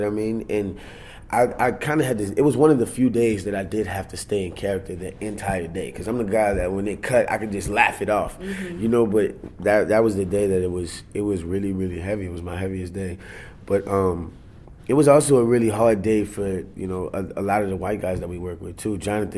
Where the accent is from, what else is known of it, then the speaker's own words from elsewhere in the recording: Germany; born there; I'm an Army brat. My mom did 20 years in the Army. So I was born in Germany.